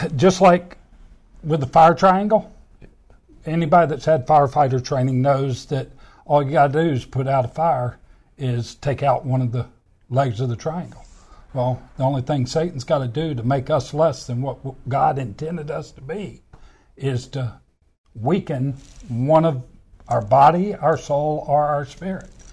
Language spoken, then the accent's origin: English; Anchorage, Alaska, United States; I was born in Anchorage, Alaska